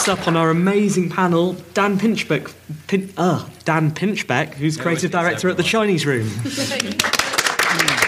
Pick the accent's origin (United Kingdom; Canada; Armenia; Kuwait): United Kingdom; England; accent: English; in my very English way